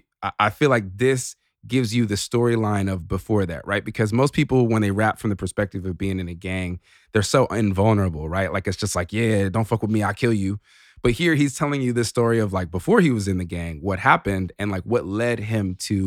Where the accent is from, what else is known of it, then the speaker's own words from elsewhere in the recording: Chicago, Illinois, United States; And it takes me back to being a young kid growing up in Chicago, you know?